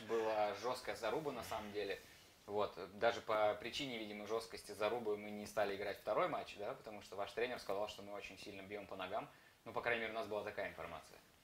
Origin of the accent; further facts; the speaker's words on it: Saratov, Saratov Oblast, Russia; я сам из Саратова.